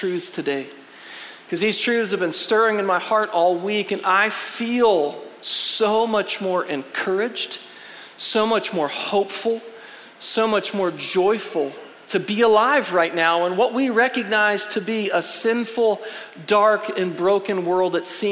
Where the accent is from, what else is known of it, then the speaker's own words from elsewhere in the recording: United States; as an American